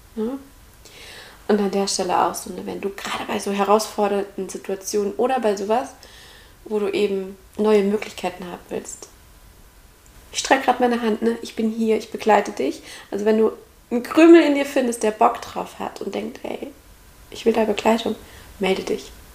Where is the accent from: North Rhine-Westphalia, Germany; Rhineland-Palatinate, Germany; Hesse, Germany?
Hesse, Germany; Central; now in Heidelberg area, Germany; ich komme aus Mittelhessen